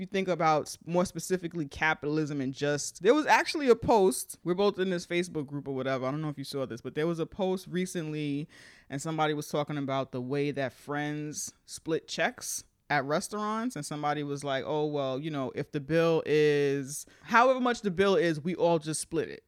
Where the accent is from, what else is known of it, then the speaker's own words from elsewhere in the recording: New York City, New York, United States; also born or lived in Manhattan; We're both from the Bronx